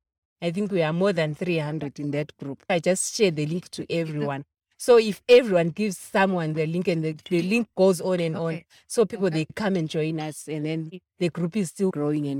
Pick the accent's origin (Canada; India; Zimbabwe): Zimbabwe; moved away as an adult; now in Johannesburg, South Africa; I'm from Zimbabwe. I came here in 2008